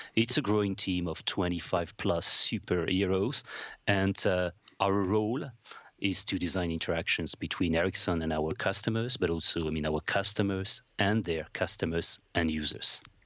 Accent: Paris, Île-de-France, France; moved away as an adult; also born or lived in Strasbourg; I'm, I'm from France, uh, from Paris.

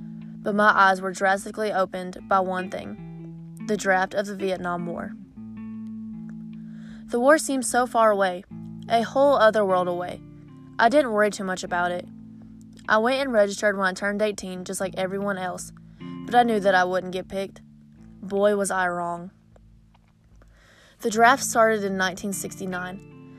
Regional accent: North Carolina, United States; This is my farm, this is my home. I grew up in Madison County, North Carolina. We lived on and ran the family farm for generations.

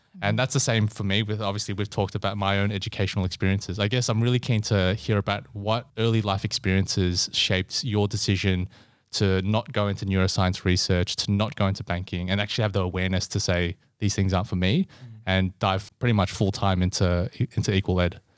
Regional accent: Melbourne, Victoria, Australia; also born or lived in Singapore; I was born in Singapore and also moved over to Melbourne's West when I was three.

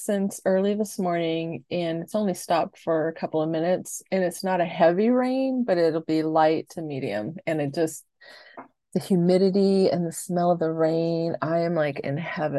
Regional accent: San Diego, California, United States; I'm born and raised in San Diego.

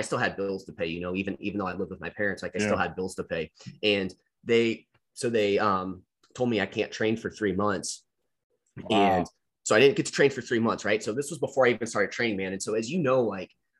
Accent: Missouri, United States; my home state

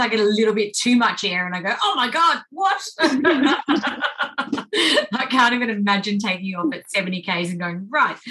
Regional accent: Australia; being an Australian

